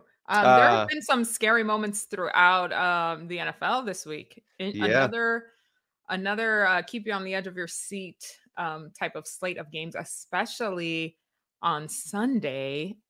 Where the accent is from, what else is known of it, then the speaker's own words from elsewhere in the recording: New York, United States; When I grew up in New York, you found the room with all the coats